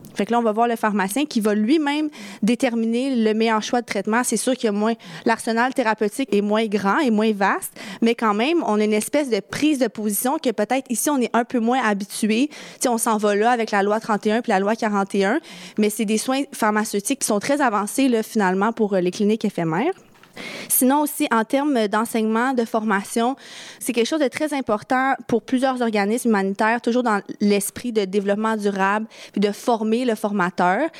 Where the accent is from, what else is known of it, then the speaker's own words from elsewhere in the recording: Quebec, Canada; chez nous au Québec